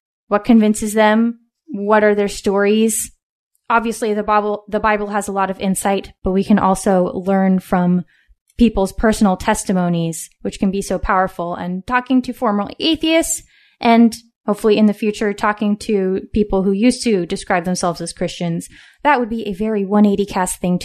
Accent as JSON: {"language": "English", "region": "West Coast", "country": "United States", "tie": "born or raised there"}